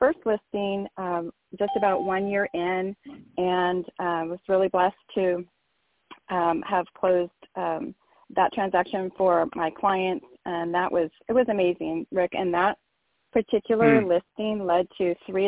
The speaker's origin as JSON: {"language": "English", "town": "Rancho Cucamonga", "region": "California", "country": "United States", "tie": "born or raised there", "also_born_or_lived": "New York", "said": "I was born in New York, so I'm a transplant to California, but was nine, so pretty much lived here my entire life in Rancho Cucamonga"}